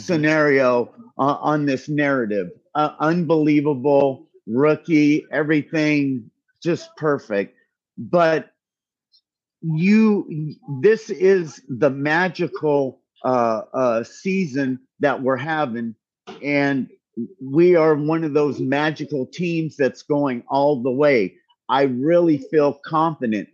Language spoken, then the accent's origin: English; Bay Area, California, United States; I grew up in the Bay Area in the seventies.